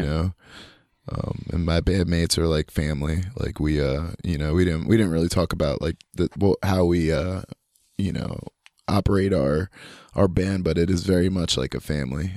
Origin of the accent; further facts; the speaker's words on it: Union, New Jersey, United States; now in North Carolina, United States; growing up in Union was super cool. It's, uh, I feel like I'm glad that I grew up there, and I'm also glad that I don't fucking live there anymore.